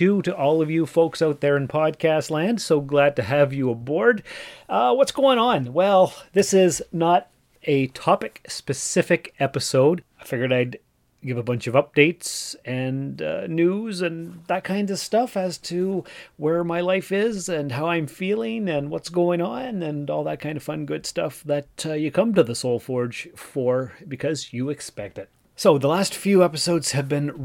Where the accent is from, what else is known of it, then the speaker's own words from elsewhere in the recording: Canada; also born or lived in Timmins, Ontario; I'm Canadian and that's what we do here